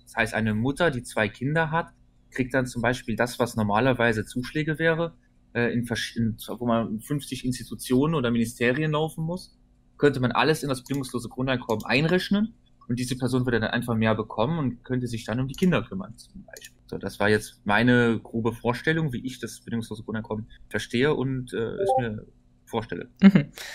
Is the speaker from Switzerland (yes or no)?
no; Luxembourg; bei uns in Luxemburg